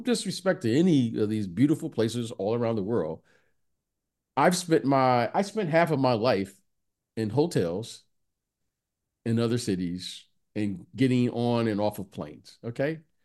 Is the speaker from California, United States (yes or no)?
no; Detroit, Michigan, United States; I'm a kid who grew up in the, in, in Detroit